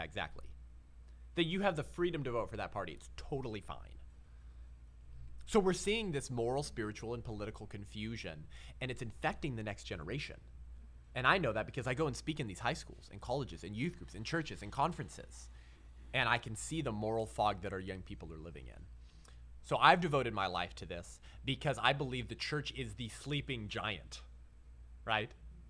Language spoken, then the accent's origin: English; Whittier, California, United States; now in San Clemente, United States; I hail from the 562, yeah? So I was raised in Whittier, uptown Whittier. That's where my folks still are. I live in Orange County now in San Clemente